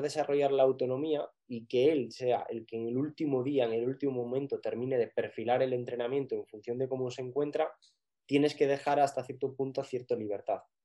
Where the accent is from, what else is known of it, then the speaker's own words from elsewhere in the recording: Picos de Europa, Asturias, Spain; soy asturiano y nací en Picos de Europa